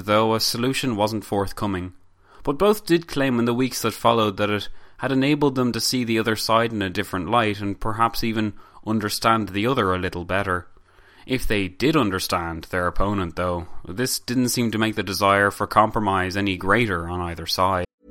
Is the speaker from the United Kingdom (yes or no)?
no; Ireland; us Irish